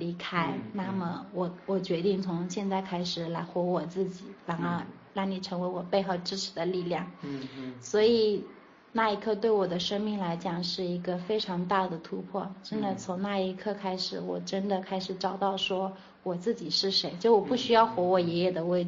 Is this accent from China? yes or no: yes; Changting, Fujian, China; also born or lived in Shenzhen; now in Fuzhou, China; 从长汀，当时龙岩长汀，我的老家，